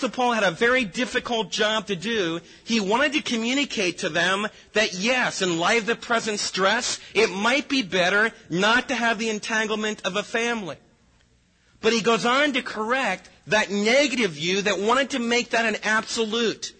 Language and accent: English; United States; we as American believers